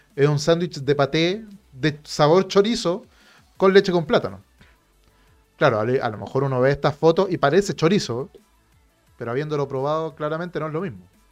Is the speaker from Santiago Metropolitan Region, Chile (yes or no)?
yes; Santiago, Santiago Metropolitan Region, Chile; lo entendemos acá en Santiago